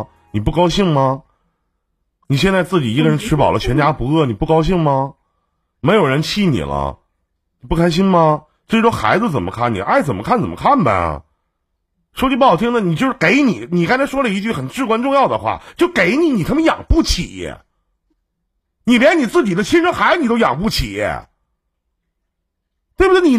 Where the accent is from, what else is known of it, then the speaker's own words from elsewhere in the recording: Northeast China, China; 我们东北这边